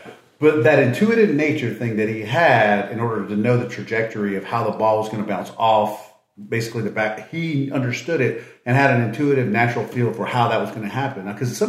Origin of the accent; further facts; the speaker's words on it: Morgan City, Louisiana, United States; I was born outside New Orleans in Morgan City, and so I grew up, you know, born a Red Saints fan.